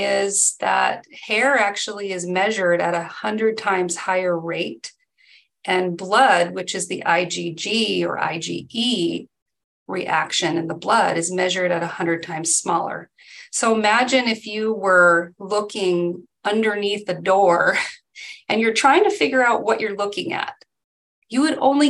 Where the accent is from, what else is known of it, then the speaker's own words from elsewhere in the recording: Mindanao, Philippines; also born or lived in Edmonds, Washington; now in United States; I grew up in the Philippines, and the island that we grew up on in Mindanao